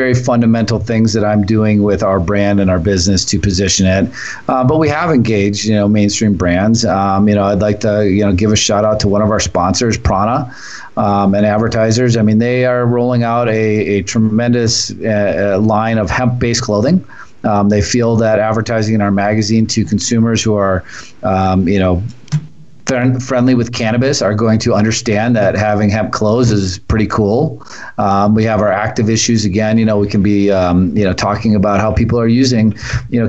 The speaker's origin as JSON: {"language": "English", "town": "Milwaukee", "region": "Wisconsin", "country": "United States", "tie": "born or raised there", "said": "I grew up in Milwaukee"}